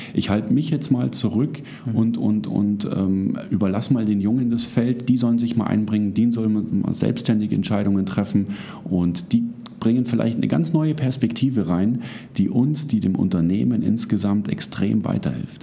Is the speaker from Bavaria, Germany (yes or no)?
yes; Munich, Bavaria, Germany; ich komme aus München.